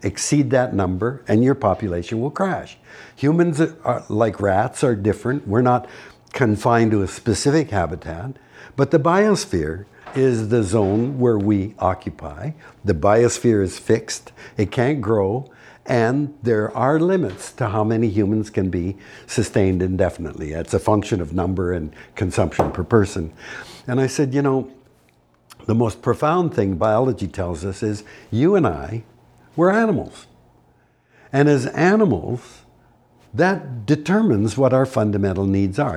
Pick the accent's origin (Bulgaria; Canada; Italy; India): Canada; As a Canadian